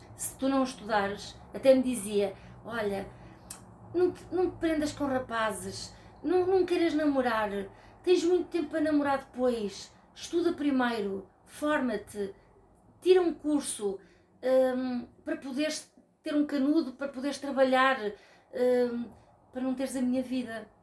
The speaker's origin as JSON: {"language": "Portuguese", "town": "Rio de Mel", "region": "Centro", "country": "Portugal", "tie": "born or raised there", "also_born_or_lived": "Lisbon / Porto", "moved": "yes", "said": "sou de Rio de Mel, porque foi lá que eu fui feita e foi lá que eu nasci"}